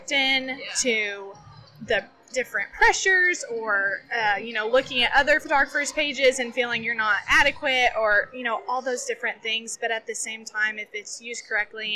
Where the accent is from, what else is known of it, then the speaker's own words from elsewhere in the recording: West Texas, United States; growing up in Texas, in West Texas, the Southwest